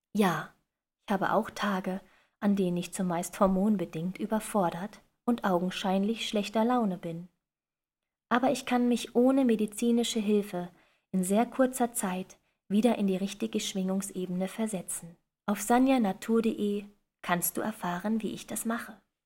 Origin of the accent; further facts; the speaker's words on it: western Germany, Germany; Im Osten Deutschlands geboren und im Westen groß geworden